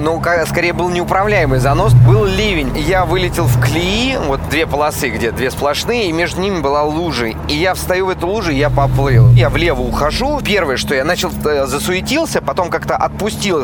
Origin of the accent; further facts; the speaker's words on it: Novomoskovsk, Tula Oblast, Russia; now in Moscow, Russia; я из Тульской области, город Новомосковск. Я такой провинциальный простачок.